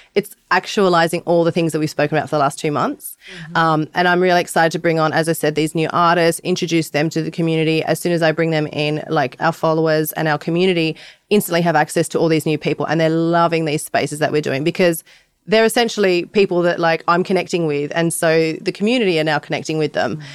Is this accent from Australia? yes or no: yes; Sydney, New South Wales, Australia; I'm from Bondi, Australia